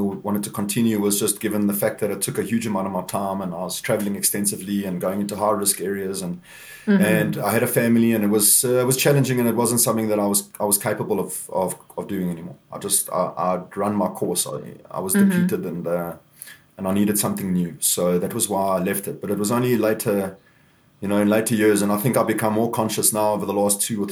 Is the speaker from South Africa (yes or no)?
yes; Walkerville, Gauteng, South Africa; now in Cape Town, South Africa; I grew up in Walkerville, which is a little farming town in the south of Johannesburg